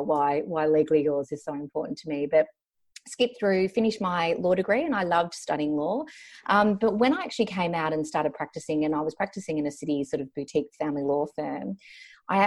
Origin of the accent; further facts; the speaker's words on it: Melbourne, Victoria, Australia; also born or lived in Banbury, England; grew up in Melbourne, one of the luckiest and most livable cities in the world.